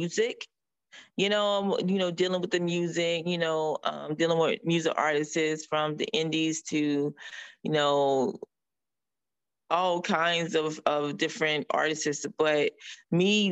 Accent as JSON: {"language": "English", "region": "North Carolina", "country": "United States", "tie": "born or raised there", "also_born_or_lived": "Connecticut", "moved": "as an adult", "lives_now": "Florida, United States", "said": "I was born in North Carolina. You know, I went to school in North Carolina. And then I left there at the age of huge early age"}